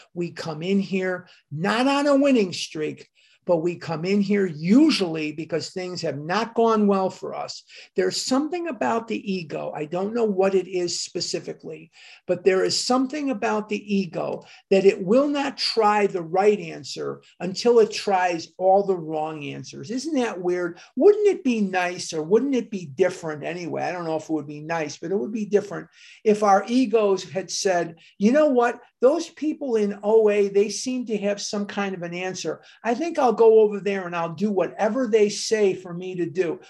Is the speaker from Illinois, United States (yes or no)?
yes; Chicago, Illinois, United States; Dr. Benjamin Rush actually has a street named after him in my hometown. Rush Street in Chicago is named for Benjamin Rush